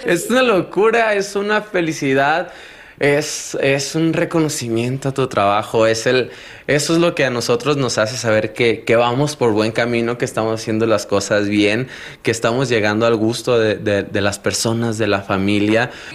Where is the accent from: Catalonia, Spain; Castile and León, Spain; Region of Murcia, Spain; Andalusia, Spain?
Catalonia, Spain; Barcelona; moved away as an adult; also born or lived in Torreón, Mexico; Yo soy de Barcelona, yo llegué en el 2012 a Torreón